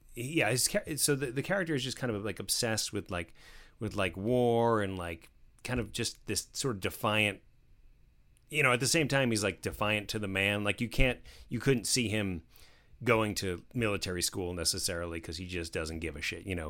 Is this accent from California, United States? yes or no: no; New Jersey, United States; I grew up in New Jersey